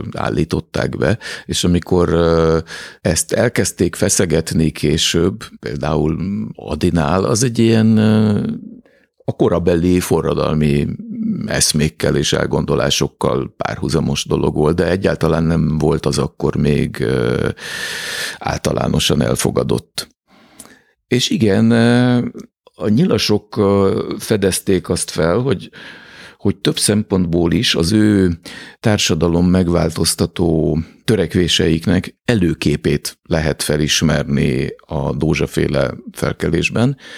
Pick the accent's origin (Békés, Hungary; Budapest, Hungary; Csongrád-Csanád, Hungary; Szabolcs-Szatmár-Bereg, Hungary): Budapest, Hungary; egészen közel ahhoz a házhoz, ahol, ahova, amiben beleszülettem és ahol felnőttem